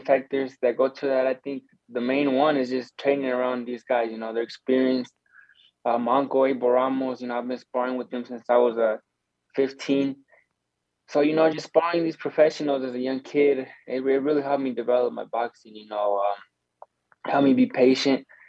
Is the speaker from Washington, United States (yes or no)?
no; Arizona, United States; we're from Arizona